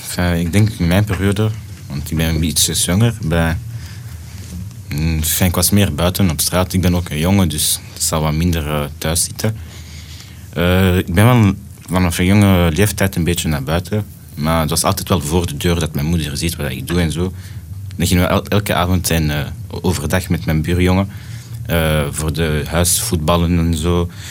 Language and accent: Dutch; Brussels, Brussels-Capital Region, Belgium; also born or lived in Antwerp / Jette; ik ben geboren in Antwerpen, maar getogen in Brussel